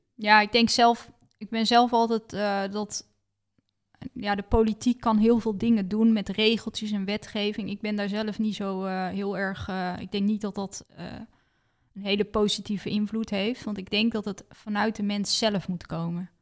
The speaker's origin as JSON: {"language": "Dutch", "country": "Netherlands", "said": "ik uit Nederland kwam"}